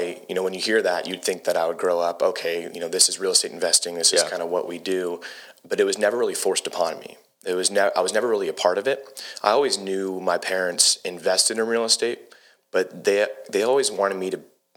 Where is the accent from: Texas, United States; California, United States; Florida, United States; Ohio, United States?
California, United States; Huntington Beach; moved away as an adult; also born or lived in San Diego, California; now in Lexington, United States; born and raised in Huntington.